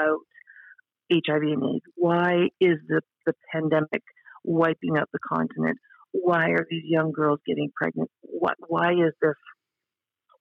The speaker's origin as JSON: {"language": "English", "region": "Northern Ontario", "country": "Canada", "tie": "born or raised there", "also_born_or_lived": "Toronto / Africa", "moved": "as an adult", "lives_now": "Alpharetta, United States", "said": "I'm Canadian. I grew up in Northern Ontario"}